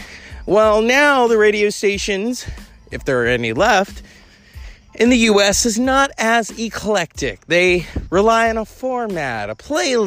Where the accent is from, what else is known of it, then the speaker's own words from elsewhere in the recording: United States; as an American